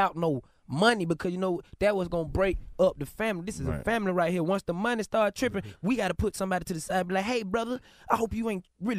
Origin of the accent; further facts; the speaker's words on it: Atlanta, Georgia, United States; I'm from Atlanta, West Side, born and raised.